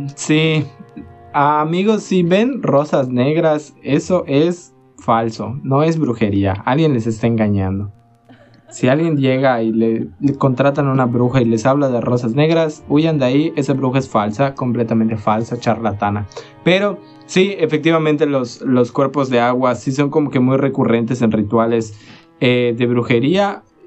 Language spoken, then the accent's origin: Spanish; Hoctún, Yucatán, Mexico; moved away; yo soy de Hoctun